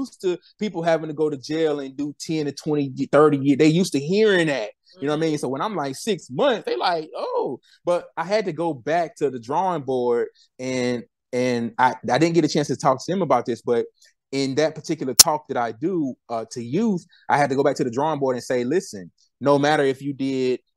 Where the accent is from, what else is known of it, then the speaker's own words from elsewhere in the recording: Winston-Salem, North Carolina, United States; my hometown, Winston-Salem.